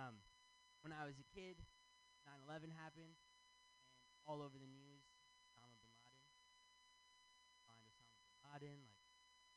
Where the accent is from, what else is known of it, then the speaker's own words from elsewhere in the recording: Michigan, United States; moved away as an adult; now in San Francisco, United States; I'm from Michigan